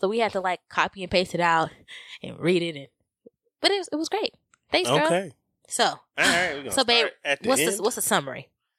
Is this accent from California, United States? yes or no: yes; California, United States; Mind you, he is from the South, and his family is very close. And I am from California, and not as close to my family as he is.